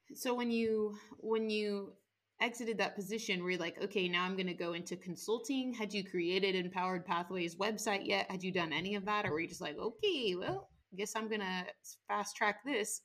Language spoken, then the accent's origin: English; Washington, United States; my home state of washington